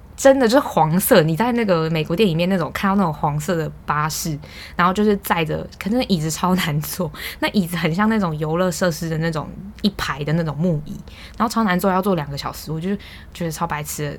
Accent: Taiwan; 我们两个台湾人

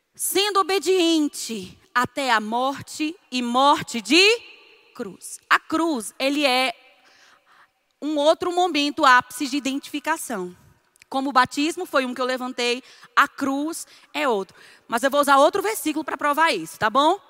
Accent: Northeast Region, Brazil; Eu, eu não nasci na, no Nordeste, mas cresci, graças a Deus. É, antigamente, aqui no Nordeste

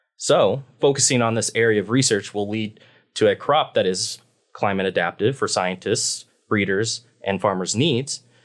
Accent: Beatrice, Nebraska, United States; moved away as an adult; also born or lived in Hawaii / Washington; now in Pullman, United States; I grew up in a small farm town in Nebraska, um, called Beatrice

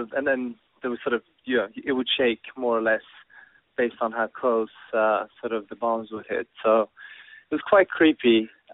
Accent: Tehran, Tehran Province, Iran; born there; I was born in Tehran with my family living there.

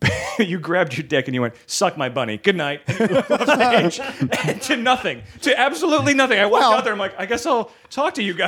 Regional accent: Chicago, Illinois, United States; moved away as an adult; also born or lived in Milwaukee; I was living in Milwaukee because I grew up in Chicago and lived in Milwaukee for a bit.

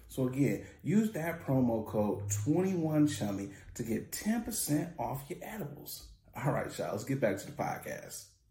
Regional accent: Michigan, United States; I'm from Michigan.

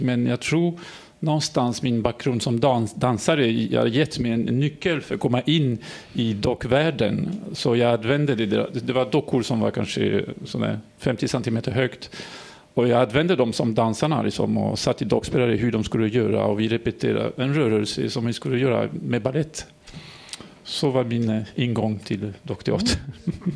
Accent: France; accent: French; Swedish is a second language; now in Sweden; Jag är fransman som ni kan höra

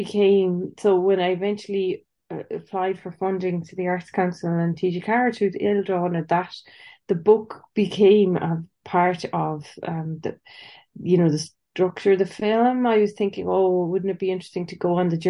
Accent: Cork, Munster, Ireland; moved away; I'm from Cork. My parents live in Cork, so I'm in Cork quite a bit

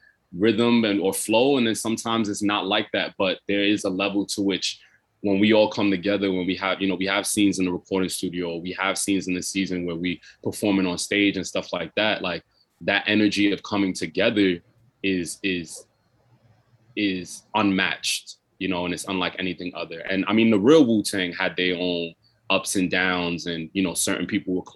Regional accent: New York City, New York, United States; I grew up in Brooklyn, so I grew up listening to a lot of rap.

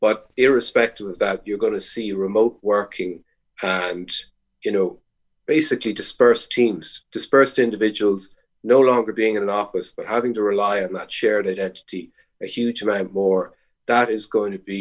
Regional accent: Ireland

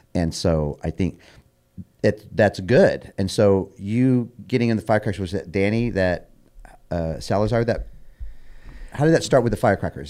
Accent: Bellflower, California, United States; growing up in Bellflower

